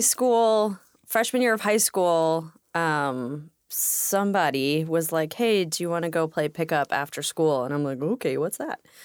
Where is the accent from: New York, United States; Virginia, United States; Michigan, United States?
New York, United States; New York City; moved away as an adult; now in Washington, United States; I grew up in Brooklyn. We immigrated, uh, to New York in nineteen eighty-eight. I grew up there